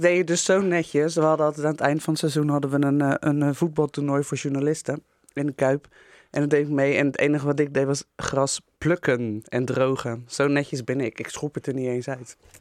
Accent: Rotterdam, South Holland, Netherlands; we als Rotterdammers

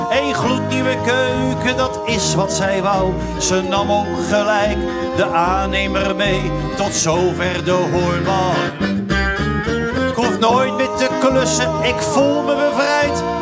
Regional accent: North Brabant, Netherlands; Ehm, nou, kom ik dus uit Brabant. Het is misschien niet helemaal meer te horen, maar ik kan het nog wel.

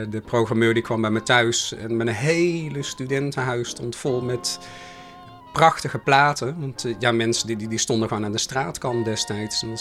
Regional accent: Oss, North Brabant, Netherlands; accent: soft G; now in Rotterdam, Netherlands; ik woonde nog in Den Bosch, vandaar mijn zachte G. Ondanks het feit dus- dat ik al heel lang in Rotterdam

